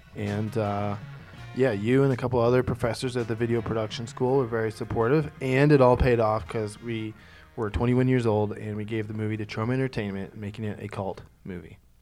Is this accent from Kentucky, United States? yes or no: no; Ohio, United States; moved away as an adult; also born or lived in New York; my hometown in Ohio